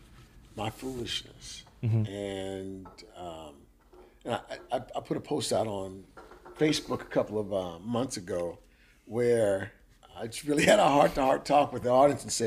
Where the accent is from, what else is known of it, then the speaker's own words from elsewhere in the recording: Memphis, Tennessee, United States; now in South Louisiana, United States; if you're from Memphis, you grew up in the 80s and 70s like